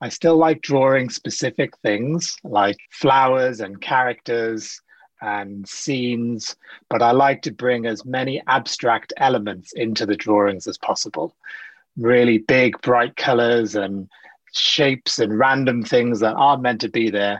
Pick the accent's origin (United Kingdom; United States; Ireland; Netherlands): United Kingdom; South Wales; also born or lived in Sri Lanka; now in London, United Kingdom; I grew up in South Wales